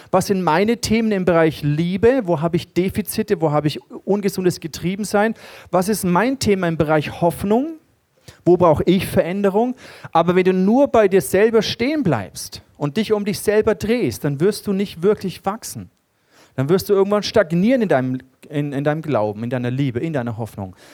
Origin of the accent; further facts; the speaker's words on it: Germany; Und äh, für uns ist es gar nicht so ein Begriff, Königtum und, und so. Das ist uns nicht nah als Deutsche.